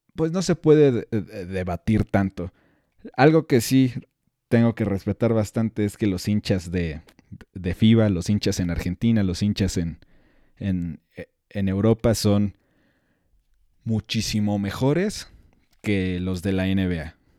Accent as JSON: {"language": "Spanish", "country": "Mexico", "said": "soy mexicano y me siento orgulloso"}